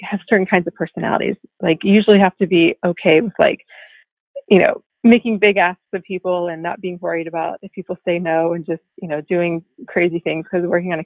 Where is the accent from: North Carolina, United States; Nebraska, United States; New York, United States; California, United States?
North Carolina, United States; moved away as an adult; also born or lived in Washington, District of Columbia, United States; I'm like from North Carolina, like small town